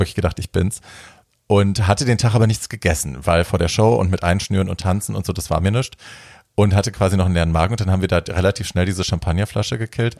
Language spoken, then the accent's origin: German; Hesse, Germany; ich komme ja aus Hessen, aus der Ecke